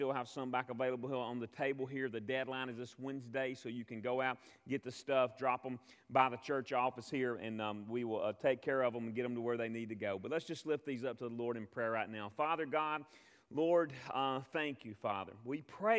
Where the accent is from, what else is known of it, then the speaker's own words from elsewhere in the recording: United States; I'm from America